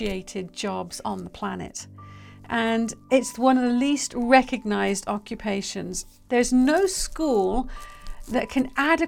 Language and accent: English; United Kingdom; I'm British